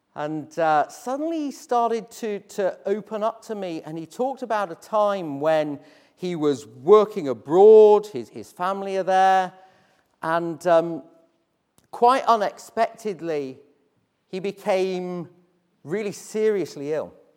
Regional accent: Hull, Yorkshire and the Humber, United Kingdom; I grew up in Hull

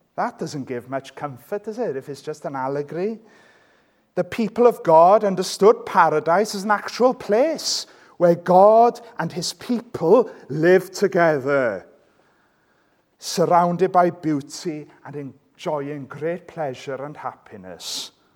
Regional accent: Welsh, Wales, United Kingdom; I'm Welsh

